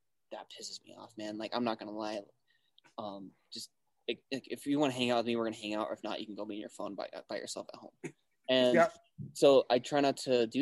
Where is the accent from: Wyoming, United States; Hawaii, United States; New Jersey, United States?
Wyoming, United States; moved away; also born or lived in Cheyenne, Wyoming; growing up in Wyoming